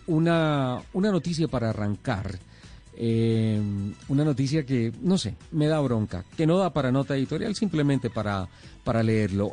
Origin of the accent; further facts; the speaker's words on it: Colombia; somos colombianos